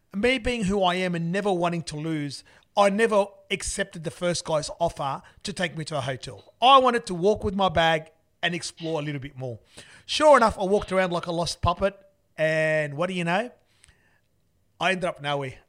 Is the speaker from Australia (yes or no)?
yes; Australia; I'm Australian